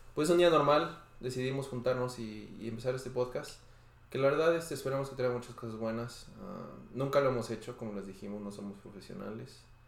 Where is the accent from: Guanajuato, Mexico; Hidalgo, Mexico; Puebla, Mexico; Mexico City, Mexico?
Hidalgo, Mexico; Pachuca; moved away; Yo soy de Pachuca